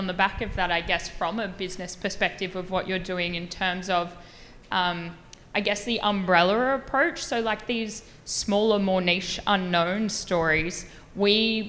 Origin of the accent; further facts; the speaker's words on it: Australia; I'm obviously Australian, so I'm from Australia